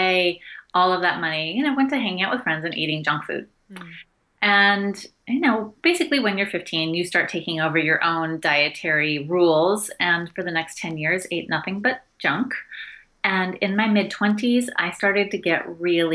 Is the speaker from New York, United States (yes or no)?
no; outside of Portland, Oregon, United States; I grew up outside of Portland, Oregon